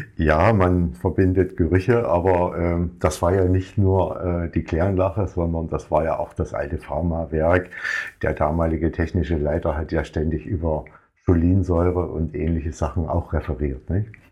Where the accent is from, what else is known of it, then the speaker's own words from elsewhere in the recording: area of Lobenstein, Thuringia, Germany; now in Oranienburg, Germany; Ich komme eigentlich aus Thüringen, aus, aus der Gegend von Lobenstein